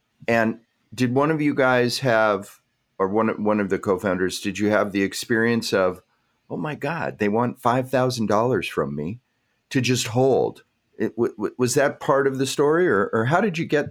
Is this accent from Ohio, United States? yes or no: no; Los Angeles, California, United States; I grew up in Los Angeles